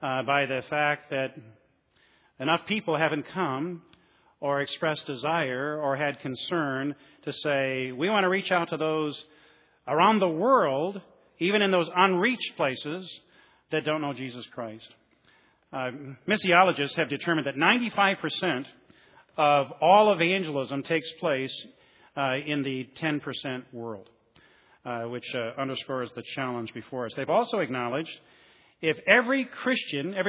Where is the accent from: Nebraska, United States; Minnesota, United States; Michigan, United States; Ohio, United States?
Michigan, United States; Flint; I'm from Flint, Michigan